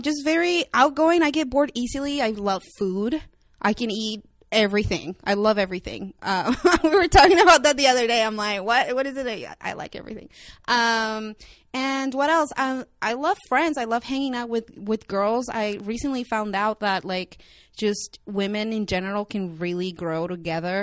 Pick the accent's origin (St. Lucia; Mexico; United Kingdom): Mexico; English is a second language; now in Los Angeles, United States; I was born and raised in Mexico